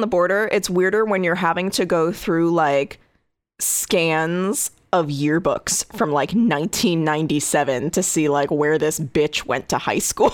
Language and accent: English; Connecticut, United States; my home state of Connecticut.